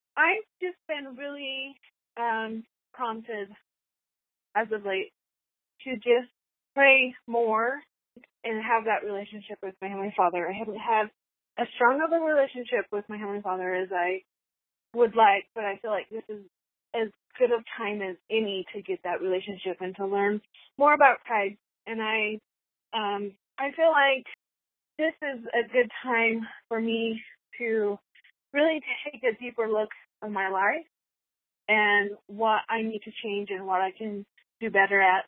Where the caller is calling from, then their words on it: West Jordan, Utah, United States; I'm calling from West Jordan, Utah